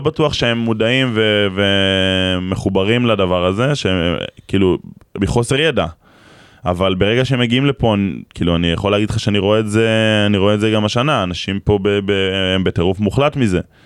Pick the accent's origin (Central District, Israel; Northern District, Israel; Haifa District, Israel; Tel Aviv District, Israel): Northern District, Israel; near Kfar Vradim / Nahariya; גדלנו אחד ליד השני, אני בקשר הזיו, הוא בכפר ורדים, זה 20 דקות